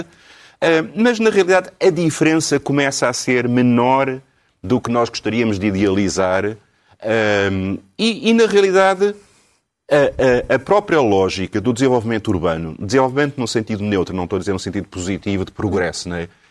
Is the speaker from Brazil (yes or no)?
no; Lisbon, Portugal; nasci em Alfama